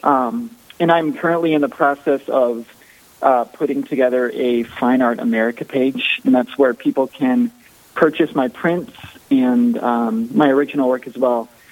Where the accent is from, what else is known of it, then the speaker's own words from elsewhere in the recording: Sioux Falls, South Dakota, United States; I was born here in Sioux Falls and uh, raised in a very uh, a very strong Catholic family